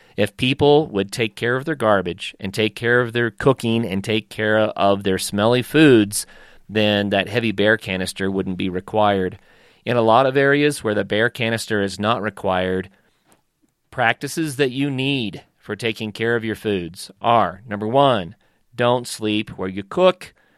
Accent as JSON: {"language": "English", "region": "northeastern Oklahoma", "country": "United States", "tie": "born or raised there", "said": "every hour that I could in the woods growing up in Oklahoma"}